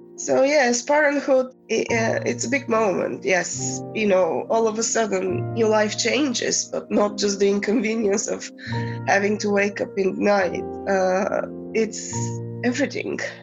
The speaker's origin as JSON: {"language": "English", "country": "Bulgaria", "first_language": "Bulgarian", "second_language": "English", "moved": "yes", "said": "I grew up in the 70s, 80s, and I'm from Bulgaria"}